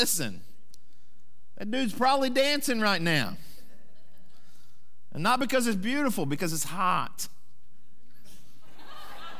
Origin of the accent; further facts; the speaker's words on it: Sand Springs, Oklahoma, United States; my hometown, Sand Springs